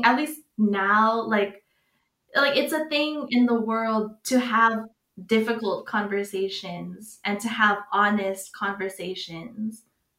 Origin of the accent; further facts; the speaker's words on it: United States; Like, me growing up in America and being here talking to you about all of the differences throughout my life